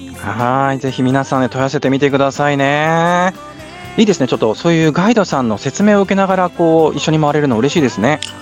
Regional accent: Yamanashi, Japan; 山梨観光大使の私

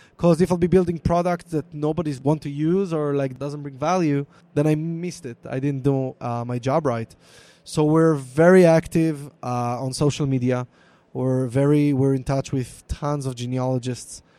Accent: Israel; accent: Hebrew; English is a second language; my Hebrew accent

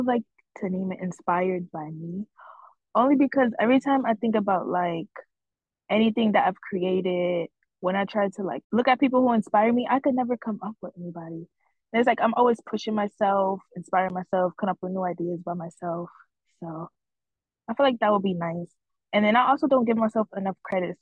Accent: Bridgeport, Connecticut, United States; I'm from Bridgeport, Connecticut

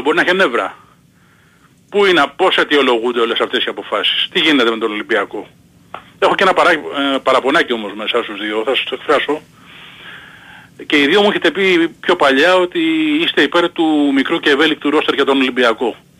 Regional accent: Peristeri, Attica, Greece; από το Περιστέρι είμαι

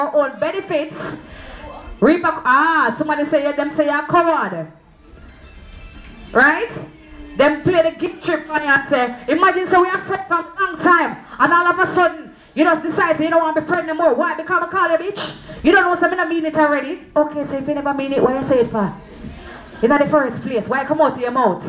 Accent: Clarendon, Jamaica; I'm from Clarendon

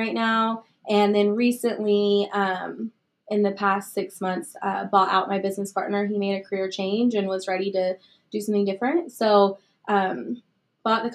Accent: Wichita, Kansas, United States; I grew up in Wichita, so I've lived here my whole life.

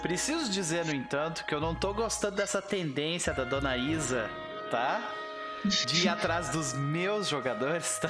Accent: Brazil; brasileiros que somos

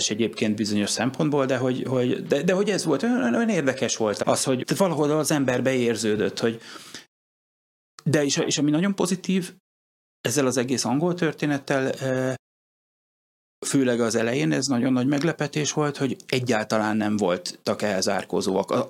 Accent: Hungary; ráadásul ugye magyarként voltam idegenül

